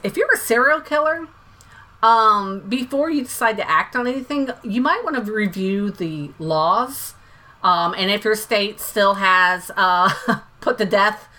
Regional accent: Florida, United States; moved away; I'm originally from Florida.

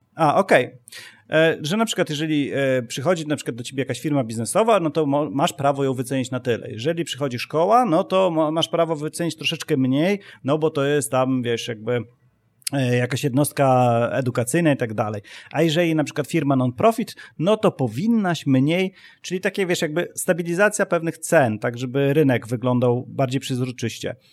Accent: Poland; ja ciągle patrzę jakby na świat z perspektywy e, Polaka

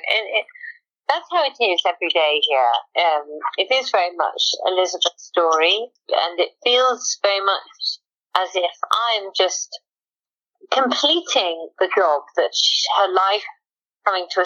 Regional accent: Wales, United Kingdom; being a Welsh farmer's daughter

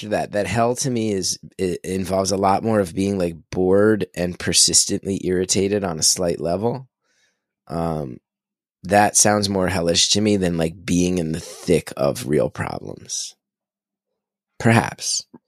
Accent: New Jersey, United States; I'm from Jersey, Jersey's kinda famous for its tomatoes

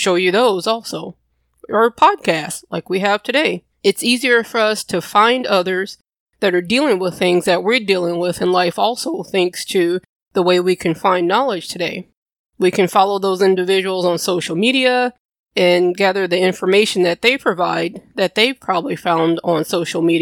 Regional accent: Louisiana, United States; I'm from Louisiana

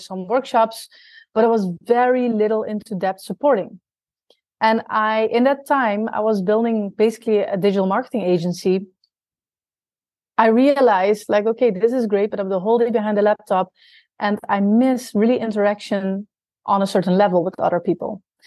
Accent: Netherlands; moved away as an adult; also born or lived in South America / Australia; I'm originally from the Netherlands. And when I was 23 years old, I moved to South America to basically live abroad.

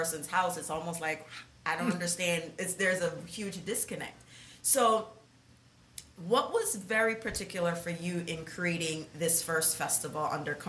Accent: Jamaica; now in New York, United States; I was born in Jamaica

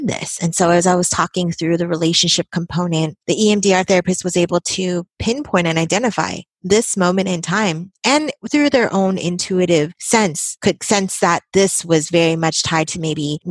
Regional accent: Bay Area, California, United States; born and raised in the Bay Area, practice also here in the Bay Area

